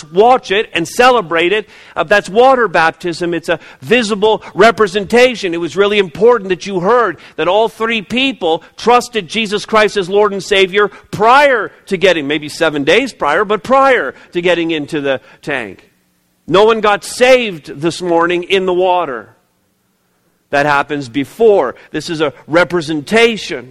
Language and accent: English; Montreal, Quebec, Canada; moved away; I was born, as many of you know, I was born in the province of Quebec. I was born in Montreal, 1964.